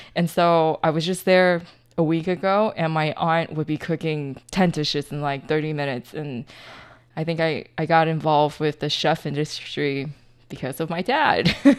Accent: California, United States; now in Taiwan; I grew up in, in California

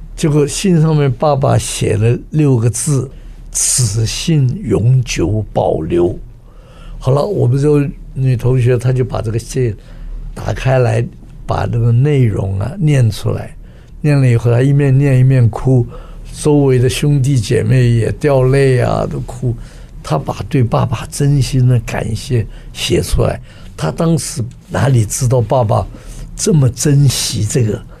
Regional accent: Taiwan; 我们在台湾长大的这些人啊，讲不出口

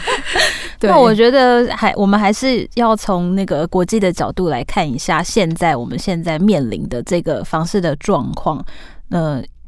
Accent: Taiwan; accent: Taiwanese Mandarin; 我刚不小心又台湾国语

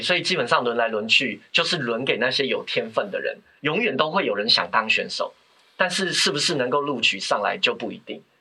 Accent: Taiwan; 那我们台湾这边讲分析检讨

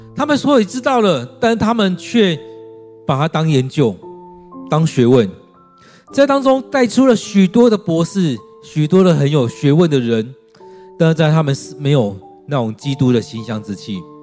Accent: Taiwan; 我们认同我们是中国人，或我们是中国人，啊，台湾人，或我们是在台湾的中国人，或我们是台湾中华民国人

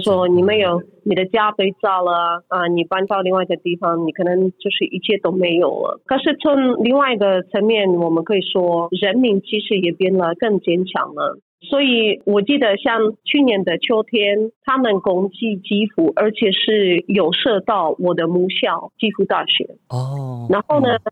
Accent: Ukraine; 就算我的背景以前是俄罗斯人呐，或者我在俄罗斯出生长大的，我人现在是在乌克兰

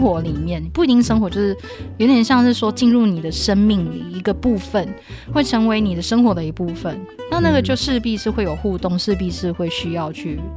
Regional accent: Taiwan; 在台湾我们所受到的性教育

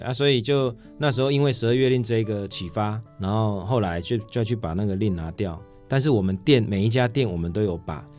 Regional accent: Changhua County, Taiwan; now in Taichung, Taiwan; 因为我是彰化人

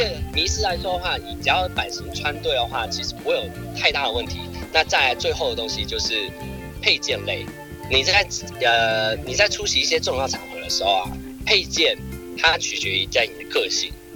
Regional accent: Taiwan; 我们台湾人

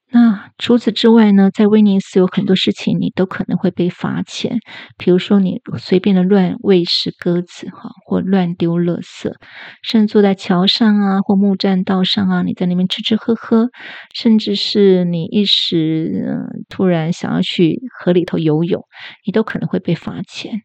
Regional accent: Taiwan; 我这种，呃，在亚热带地区土生土长的人

